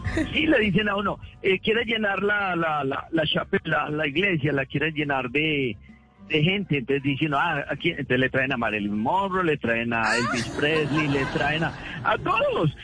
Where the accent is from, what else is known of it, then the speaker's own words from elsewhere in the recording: Medellín, Antioquia, Colombia; moved away as an adult; also born or lived in New York, United States; now in Carolina, United States; Yo me crié en Guayaquil